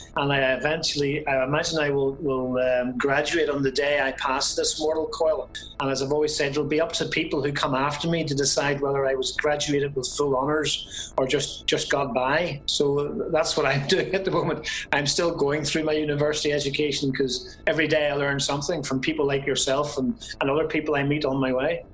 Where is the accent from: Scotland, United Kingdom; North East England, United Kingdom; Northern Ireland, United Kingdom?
Northern Ireland, United Kingdom; Belfast; now in County Armagh, United Kingdom; I am originally from Belfast.